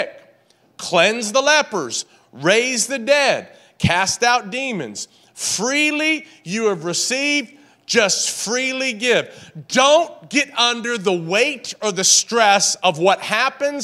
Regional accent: Tennessee, United States; I was raised in Tennessee

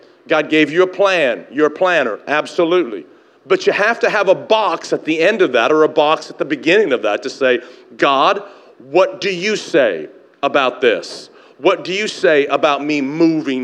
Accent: Tennessee, United States; moved away as an adult; also born or lived in Canada; now in Chula Vista, United States; I grew up in Tennessee

